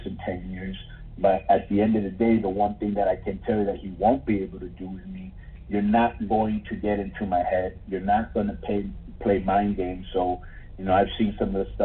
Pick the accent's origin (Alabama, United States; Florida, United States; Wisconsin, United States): Florida, United States; Miami; also born or lived in Mexico; I was just this bodybuilder from Miami